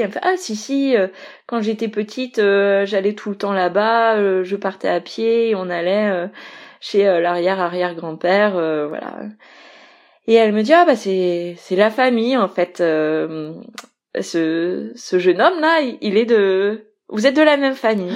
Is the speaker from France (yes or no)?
yes; Brittany, France; je suis, je suis bretonne d'origine